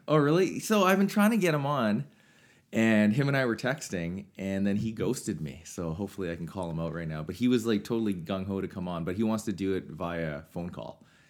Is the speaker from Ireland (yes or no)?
no; Swift Current, Saskatchewan, Canada; growing up in South Current